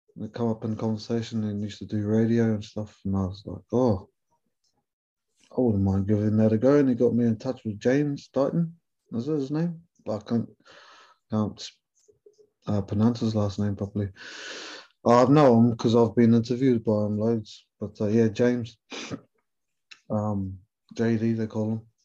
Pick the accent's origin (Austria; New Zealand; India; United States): New Zealand; accent: Kiwi; moved away as an adult; now in England; being a Kiwi fella, but keeping a little Maori boy from New Zealand